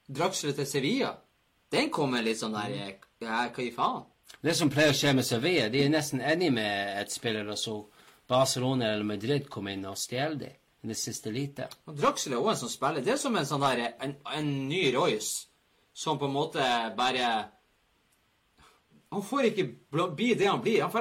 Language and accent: Norwegian; England, United Kingdom; Norwegian is a second language; Puff, jeg kommer fra England, da vet du hva.